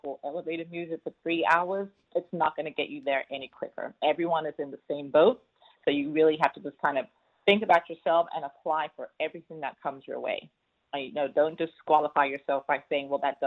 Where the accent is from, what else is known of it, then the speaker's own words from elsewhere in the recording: London, United Kingdom; now in Houston, United States; born and raised in London, North London, UK. Moved here many, many years ago, but never lost the accent.